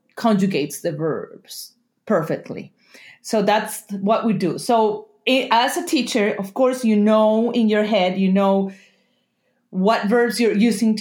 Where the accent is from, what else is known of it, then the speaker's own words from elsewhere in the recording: Colombia; moved away as an adult; now in Vancouver, Canada; I am originally from Colombia, and I moved to Canada 11 years ago. I live in the Vancouver area